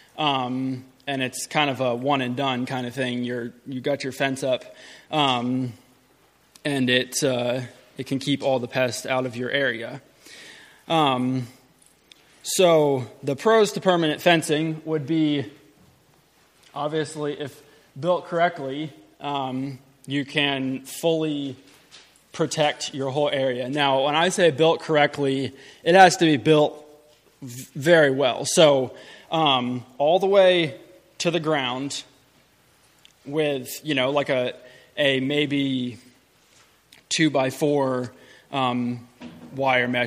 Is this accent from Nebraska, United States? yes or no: no; Middle Tennessee, United States; I'm from Middle Tennessee. We have a farm there